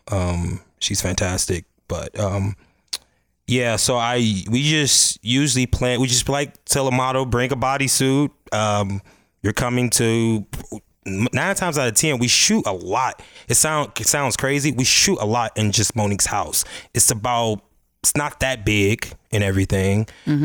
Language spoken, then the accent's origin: English; Chicago, Illinois, United States; I'm from the Chicago, South Side of Chicago, Chatham